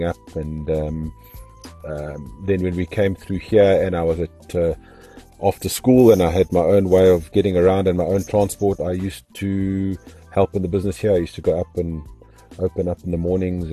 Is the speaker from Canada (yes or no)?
no; Zimbabwe; now in South Africa; I was born in Zimbabwe and my parents had a sit-down restaurant.